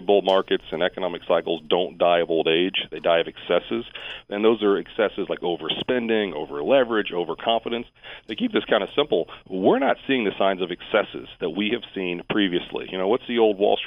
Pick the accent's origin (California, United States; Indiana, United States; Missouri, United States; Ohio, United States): Ohio, United States; Springfield; also born or lived in near Clemson, South Carolina; now in South Carolina, United States; I grew up in Springfield, Ohio